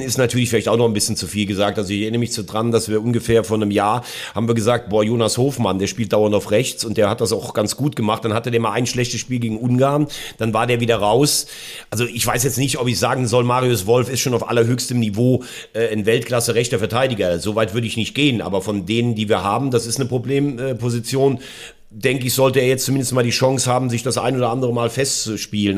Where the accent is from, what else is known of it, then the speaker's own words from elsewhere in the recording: Germany; bei uns in Deutschland